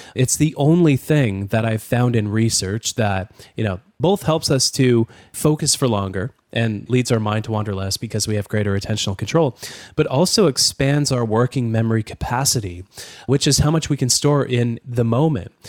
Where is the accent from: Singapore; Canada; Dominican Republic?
Canada; as a Canadian